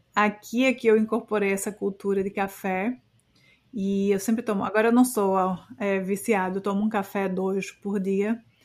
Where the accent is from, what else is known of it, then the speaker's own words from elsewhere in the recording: Brazil; moved away; a minha terra, a terra onde eu cresci